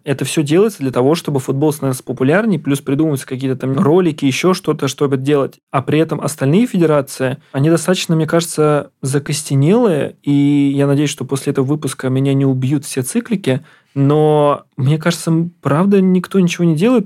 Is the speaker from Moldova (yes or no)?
no; Ramenskoye, Moscow Oblast, Russia; я из Раменского, например, у нас там был изначально прям футбол